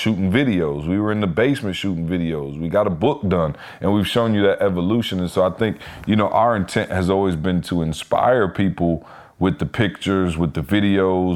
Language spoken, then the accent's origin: English; Lansing, Michigan, United States; I'm from Lansing